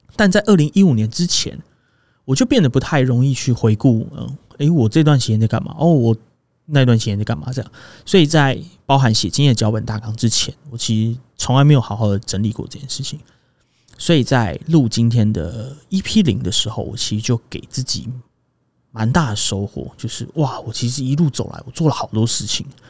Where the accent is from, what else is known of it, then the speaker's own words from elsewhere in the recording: Zhonghe, New Taipei, Taiwan; also born or lived in Xizhi, New Taipei / Huwei, Yunlin; 我读了幼稚园的时候，就搬到了 地址是中和啊， 但其实生活圈是永和